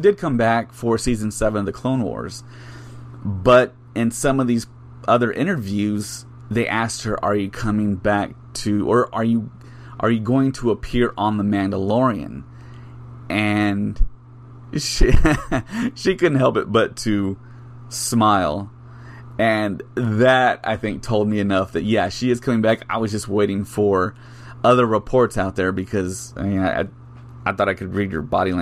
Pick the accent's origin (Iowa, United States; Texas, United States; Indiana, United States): Texas, United States; South; I'm from South Texas